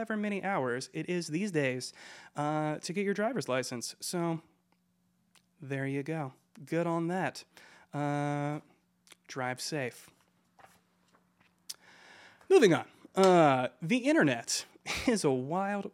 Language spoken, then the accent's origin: English; Georgia, United States; I am from Georgia